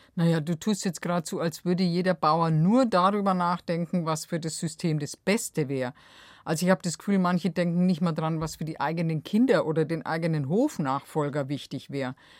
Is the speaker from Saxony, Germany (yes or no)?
no; Bavaria, Germany; bei uns in Bayern